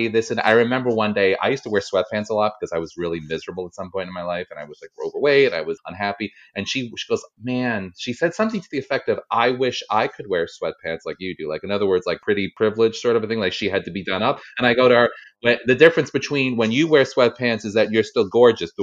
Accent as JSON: {"language": "English", "region": "New York", "country": "United States", "said": "We're from New York"}